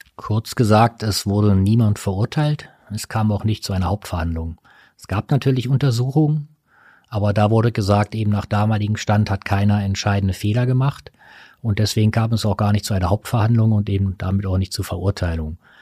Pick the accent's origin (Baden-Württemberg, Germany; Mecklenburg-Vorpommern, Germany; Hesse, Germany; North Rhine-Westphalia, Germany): North Rhine-Westphalia, Germany; Ruhr area; ich bin zwar im Ruhrgebiet geboren, aber ich bin kein Bergmann